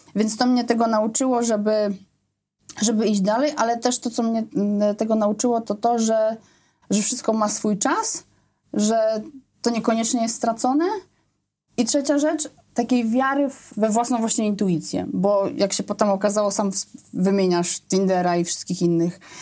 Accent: Poznań, Greater Poland, Poland; wtedy mieszkałam w Poznaniu, urodziłam się w Poznaniu

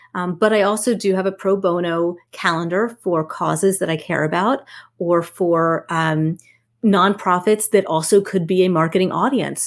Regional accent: New Jersey, United States; I'm from Jersey

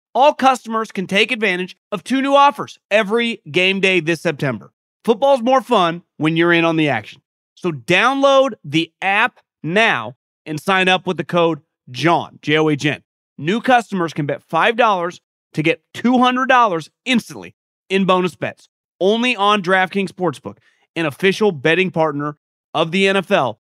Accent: Northern California, United States; I've been born and raised in Northern California

